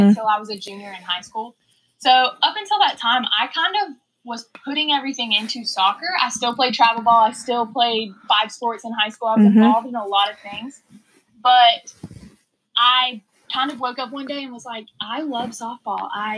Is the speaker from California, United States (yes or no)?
no; Live Oak, Florida, United States; I am a shortstop from Live Oak, Florida.